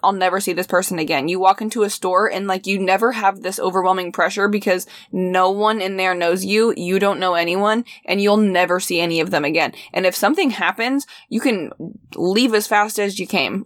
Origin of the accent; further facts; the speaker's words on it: Midwest, United States; growing up in the Midwest